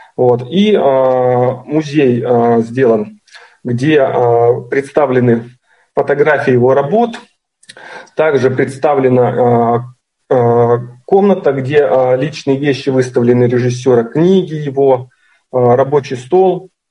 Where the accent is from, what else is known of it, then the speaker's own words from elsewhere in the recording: Chelyabinsk, Chelyabinsk Oblast, Russia; из Челябинска